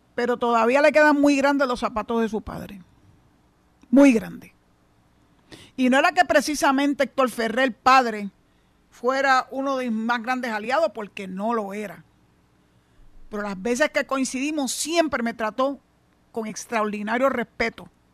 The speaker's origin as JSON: {"language": "Spanish", "country": "Puerto Rico", "said": "somos boricua"}